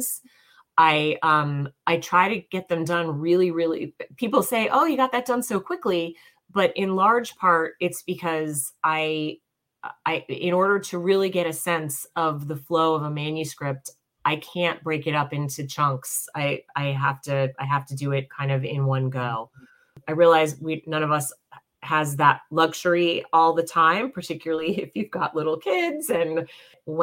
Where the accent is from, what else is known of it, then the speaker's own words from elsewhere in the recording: New York, United States; also born or lived in Staten Island, New York / Long Island, New York; I grew up in New York, first in Staten Island, then Long Island